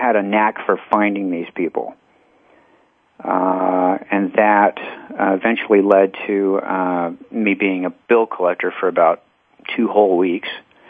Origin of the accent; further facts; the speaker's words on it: Texas, United States; born there; now in Arizona, United States; Yeah, I was born in Texas and the product of divorced parents, so I've been back and forth.